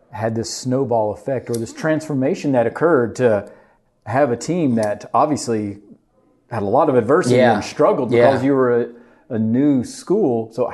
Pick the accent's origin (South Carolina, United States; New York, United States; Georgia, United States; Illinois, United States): Georgia, United States; I'm from Georgia, so